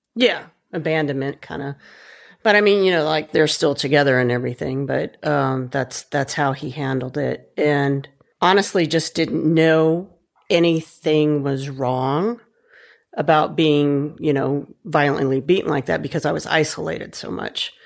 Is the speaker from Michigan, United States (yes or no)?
no; Huntsville, Alabama, United States; I grew up mostly in Huntsville, Alabama